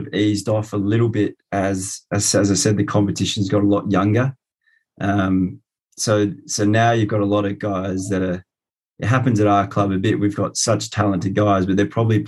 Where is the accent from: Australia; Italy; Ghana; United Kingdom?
Australia; my sort of growing up in Australia